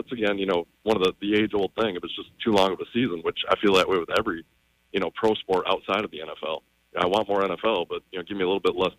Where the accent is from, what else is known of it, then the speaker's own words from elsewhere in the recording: Michigan, United States; I'm from Michigan, so all my teams are the Detroit teams.